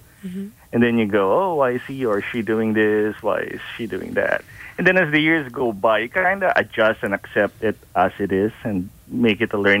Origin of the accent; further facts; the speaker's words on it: Philippines; moved away as an adult; now in Cleveland, United States; I'm Filipino background, 100% Filipino. Came to the U.S. in 89